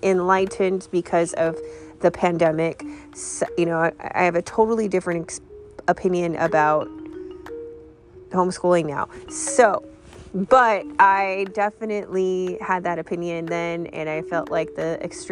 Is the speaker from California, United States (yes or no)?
yes; California, United States; I grew up in California